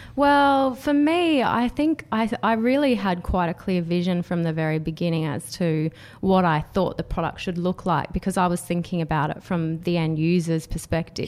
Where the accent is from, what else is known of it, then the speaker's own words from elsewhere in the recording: Canberra, Australian Capital Territory, Australia; I was from, I grew up in Canberra and worked for government